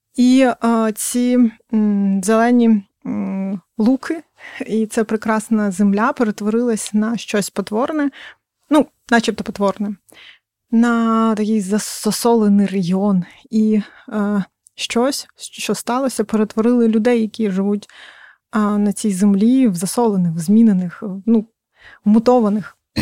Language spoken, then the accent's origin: Ukrainian; Crimea, Ukraine; я сама кримчанка